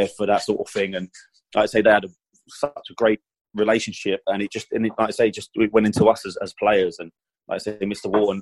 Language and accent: English; England, United Kingdom; As an Englishman